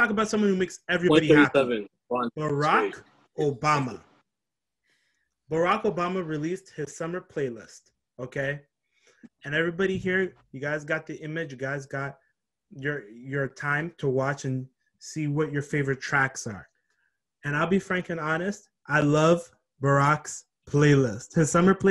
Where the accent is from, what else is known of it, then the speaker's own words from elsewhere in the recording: Canada; I'm Canadian.